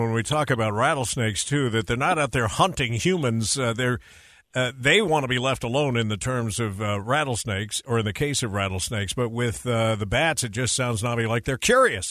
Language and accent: English; Pocatello, Idaho, United States; I grew up in Pocatello, Idaho